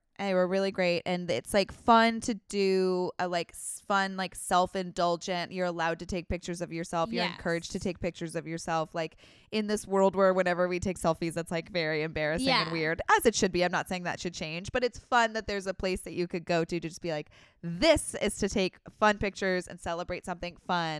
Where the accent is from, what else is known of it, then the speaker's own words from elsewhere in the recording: New Hampshire, United States; You did, Gallant, because I remember I grew up on Gallant Drive in New